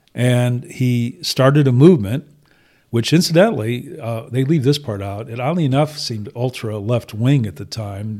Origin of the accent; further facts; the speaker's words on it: Toledo, Ohio, United States; I grew up in sort of greater metropolitan Toledo